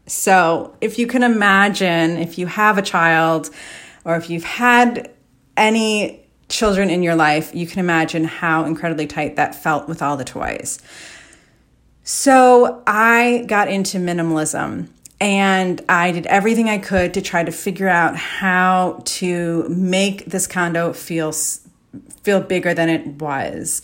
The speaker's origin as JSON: {"language": "English", "town": "Chicago", "region": "Illinois", "country": "United States", "also_born_or_lived": "New York City", "moved": "as an adult", "said": "I'm from the Chicago area"}